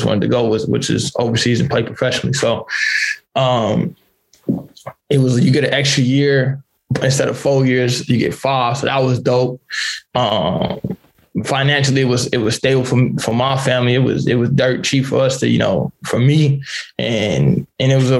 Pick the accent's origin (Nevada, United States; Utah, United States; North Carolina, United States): Nevada, United States; Las Vegas; moved away as an adult; also born or lived in Yakima, Washington; now in Victoria, Canada; I'm from Vegas. I'm from Vegas. I grew up on the west side of Las Vegas. Literally for 18 years